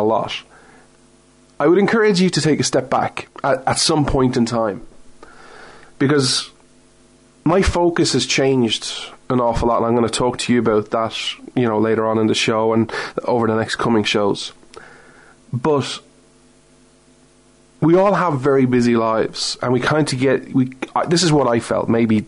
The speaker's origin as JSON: {"language": "English", "country": "Ireland", "said": "I'm not American, I'm Irish"}